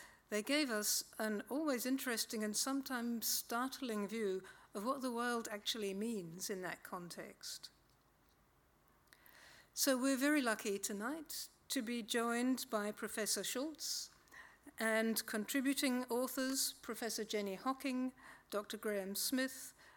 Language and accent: English; United Kingdom; now in Australia; I was born in Britain